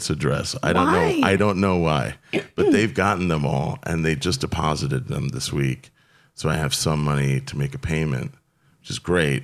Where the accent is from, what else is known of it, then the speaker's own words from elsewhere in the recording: Florida, United States; I grew up with them in Florida.